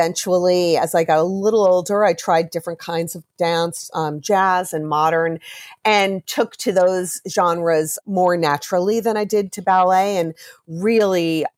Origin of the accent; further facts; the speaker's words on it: Roslyn, New York, United States; I grew up in Roslyn, Long Island.